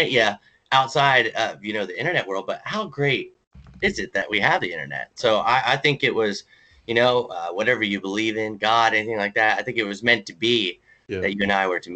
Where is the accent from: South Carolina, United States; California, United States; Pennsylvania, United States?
Pennsylvania, United States; Lewisburg; also born or lived in Mifflinburg, Pennsylvania / Brooklyn, New York / Florida / Philadelphia, Pennsylvania; Lewisburg, Pennsylvania, where I was born and raised